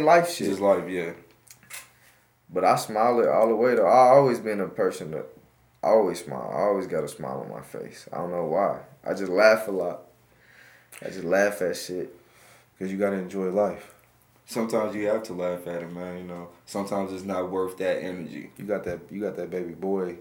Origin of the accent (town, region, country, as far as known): Wichita, Kansas, United States; born or raised there; also born or lived in Vietnam